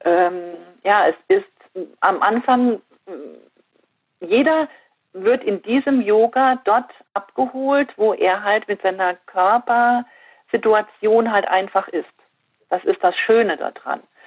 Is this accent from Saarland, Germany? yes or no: yes; Fürth, Saarland, Germany; hier in Fürth in meinem Heimatdorf